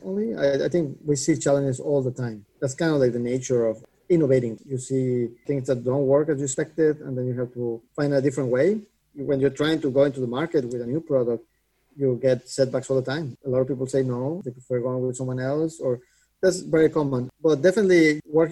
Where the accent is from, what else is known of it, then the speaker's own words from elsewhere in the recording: Mexico; moved away as an adult; also born or lived in Boston; I grew up in Mexico and did my undergrad in Mexico and then moved to MIT for grad school to Boston